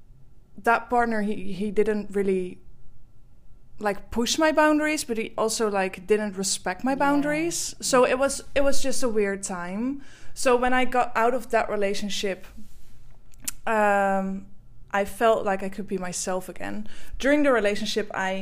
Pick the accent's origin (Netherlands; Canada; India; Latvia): Netherlands; English is a second language; I am from the Netherlands, which you can maybe hear from my accent.